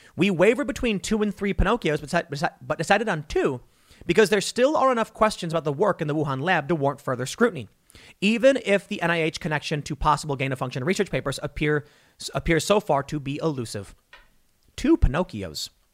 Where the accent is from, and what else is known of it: United States